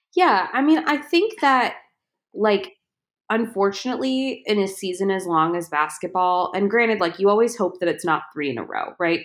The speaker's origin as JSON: {"language": "English", "town": "Chicago", "region": "Illinois", "country": "United States", "tie": "born or raised there", "said": "I was born and raised right behind Wrigley Field."}